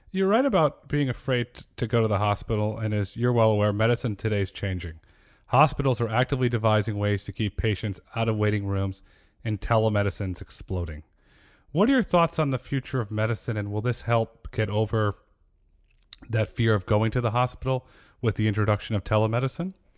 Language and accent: English; Connecticut, United States; moved away as an adult; I grew up in Connecticut